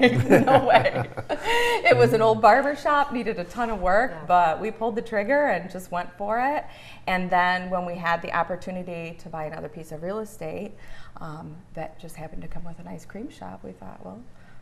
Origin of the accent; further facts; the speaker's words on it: Grass Lake, Michigan, United States; also born or lived in Napoleon, Michigan; I was originally from Grass Lake and I lived in Napoleon for a while.